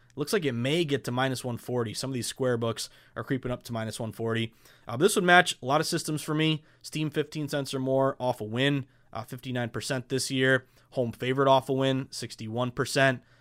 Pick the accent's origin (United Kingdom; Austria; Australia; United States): United States; Massachusetts; Massachusetts, of course, my home state